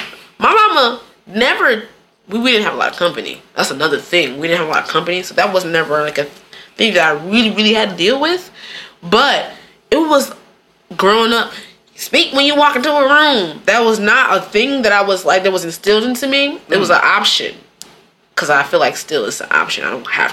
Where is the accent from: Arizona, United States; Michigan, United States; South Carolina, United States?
Michigan, United States; I'm from Michigan